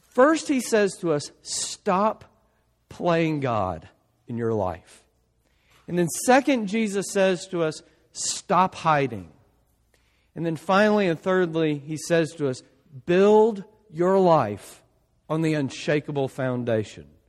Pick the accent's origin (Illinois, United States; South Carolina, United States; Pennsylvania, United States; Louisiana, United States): Louisiana, United States; South; my family, we're from South Louisiana